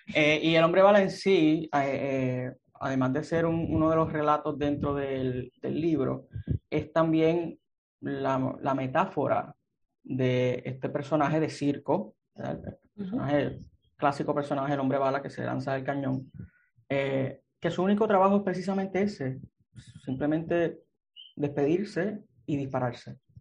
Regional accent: Aguadilla, Puerto Rico; moved away as an adult; also born or lived in Mayagüez, Puerto Rico; now in San Juan, Puerto Rico; Soy un escritor puertorriqueño, natural de Aguadilla. Eh, y he estado, pues viví por allá toda mi infancia, mi adolescencia

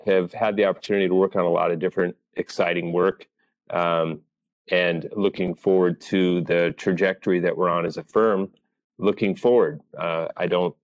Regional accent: Whidbey Island, Washington, United States; moved away as an adult; also born or lived in Virginia / Dallas, Texas; I grew up on Whidbey Island, K through 12

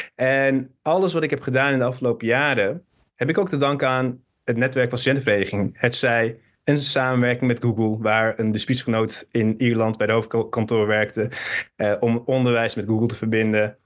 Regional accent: Hilversum, North Holland, Netherlands; also born or lived in Turkey; geboren in Hilversum. Van mijn 7 tot mijn 11 ben ik naar Turkije gegaan

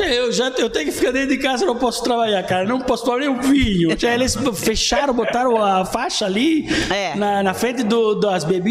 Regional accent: Naples, Campania, Italy; Portuguese is a second language; moved away as an adult; also born or lived in London; now in Blumenau, Brazil; eu sou de Nápoles

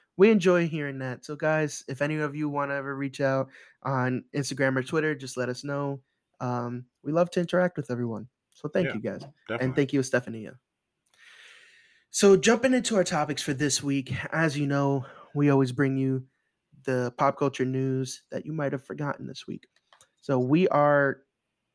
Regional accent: New York, United States; now in Florida, United States; as a New Yorker at heart

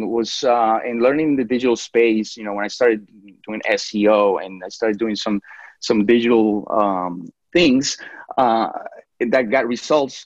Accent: New York City, New York, United States; moved away as an adult; also born or lived in Colombia; now in Jacksonville, United States; I was actually born in Colombia, in South America, and I grew up in New York City.

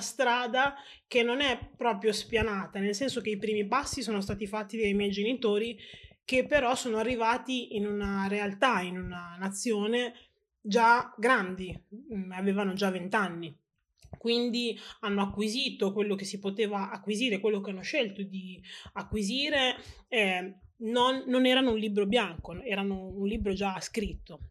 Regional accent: Reggio Emilia, Emilia-Romagna, Italy; sono nata a Reggio Emilia e sono stata cresciuta con i costumi propri della, della città di Reggio e dell'Italia

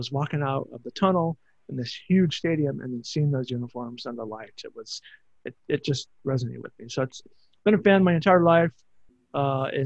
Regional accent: Los Angeles, California, United States; moved away as an adult; now in Seattle, United States; I'm born and raised in Los Angeles. However, I'm got out of college and moved up to Seattle in 91

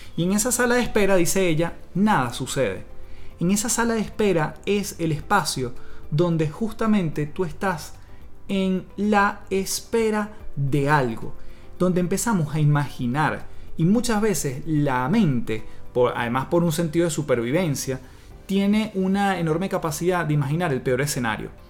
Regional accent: Venezuela; moved away as an adult; now in Chile; en Venezuela, de donde yo vengo

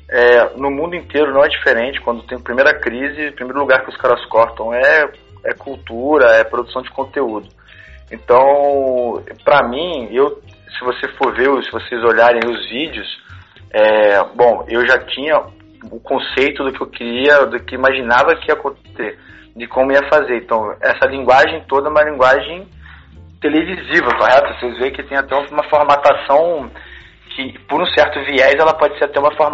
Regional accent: Brazil; moved away; quando eu, eu vim, do, vim do Brasil para cá, eu imaginava que eu não ia

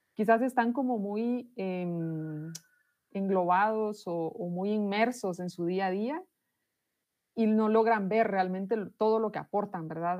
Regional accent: Guatemala; soy de Guatemala, vivo en esta ciudad que se llama Totonicapán

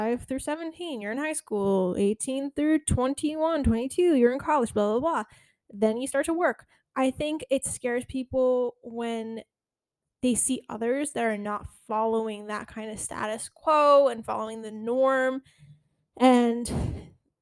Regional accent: Connecticut, United States; also born or lived in New York; now in Florida, United States; I grew up in Connecticut

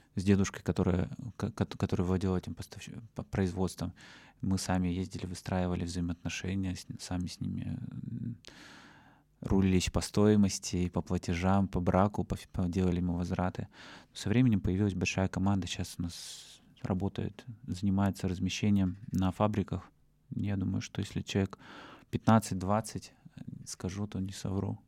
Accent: Russia; also born or lived in Yekaterinburg; Из России я был один

